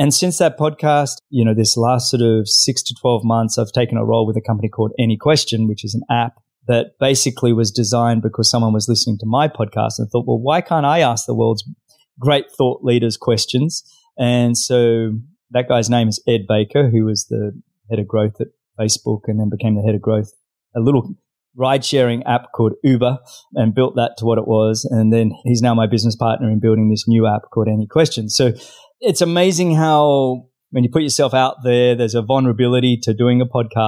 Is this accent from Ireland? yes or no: no; Australia; accent: Australian; moved away as an adult; now in South Florida, United States; I'm originally Australian, as you can probably tell by my accent. Now living in South Florida